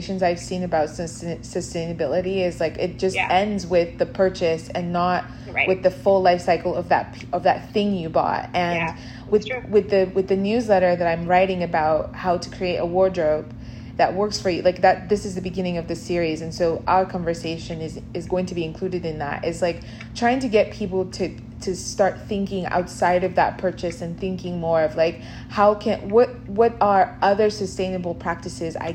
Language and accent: English; Nigeria; moved away; growing up in Nigeria